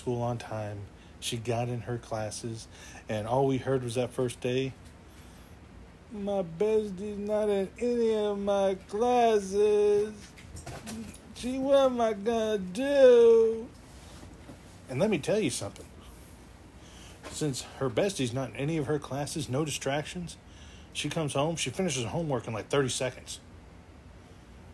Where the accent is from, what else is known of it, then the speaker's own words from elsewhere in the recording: Texas, United States; me being the Texan that I am